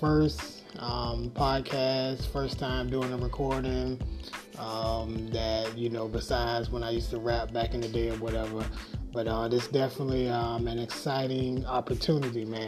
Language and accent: English; Jacksonville, Florida, United States; moved away as an adult; also born or lived in Orlando, Florida / Albany, New York / Atlanta, Georgia; now in Dallas, United States; born and raised in Jacksonville, Florida.